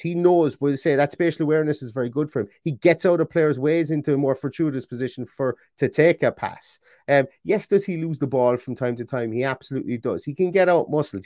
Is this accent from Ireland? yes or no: yes; Ireland; Being Irish as well, and having a sister with an Irish name